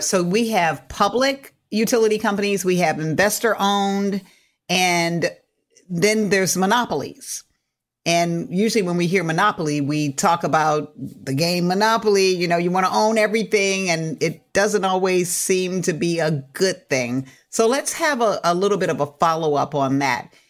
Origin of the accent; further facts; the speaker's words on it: California, United States; as a Californian